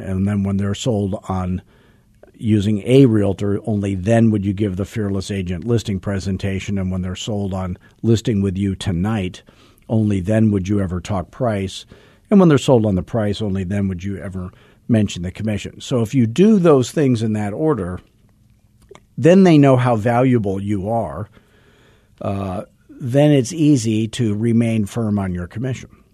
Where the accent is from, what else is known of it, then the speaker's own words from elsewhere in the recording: Arizona, United States; I'm from Arizona, where everything was built after nineteen sixty because air conditioning was invented